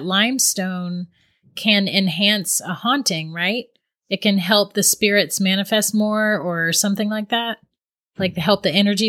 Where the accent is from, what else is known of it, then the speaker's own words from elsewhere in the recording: St. Augustine, Florida, United States; now in Ohio, United States; My hometown is St. Augustine, Florida.